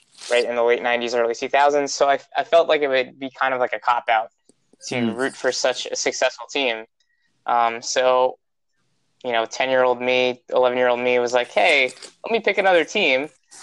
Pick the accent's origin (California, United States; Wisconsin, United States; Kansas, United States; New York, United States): New York, United States; New York City; I grew up in the Bronx, around all the Yankee fans